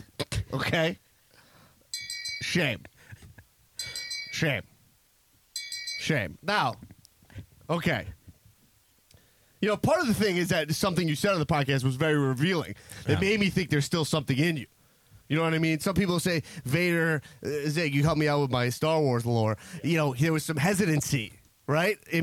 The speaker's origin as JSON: {"language": "English", "country": "United States", "said": "I'm an American."}